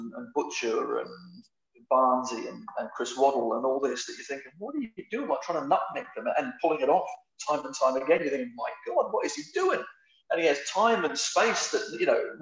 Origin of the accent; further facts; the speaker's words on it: Australia; moved away; also born or lived in England; I come from Australia